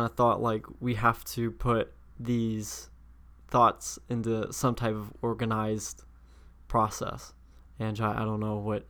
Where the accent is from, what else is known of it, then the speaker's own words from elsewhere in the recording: Indianapolis, Indiana, United States; I was born and raised in Indianapolis, Indiana.